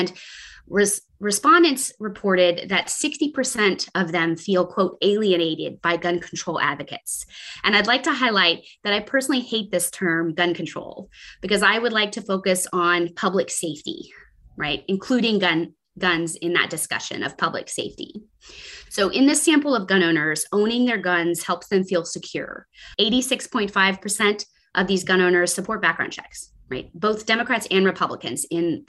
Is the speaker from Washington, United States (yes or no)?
no; Texas, United States; my home state of Texas